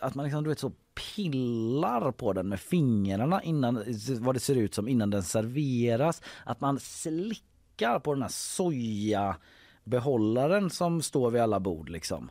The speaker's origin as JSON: {"language": "Swedish", "town": "Gothenburg", "region": "Västra Götaland", "country": "Sweden", "said": "man själv som göteborgare"}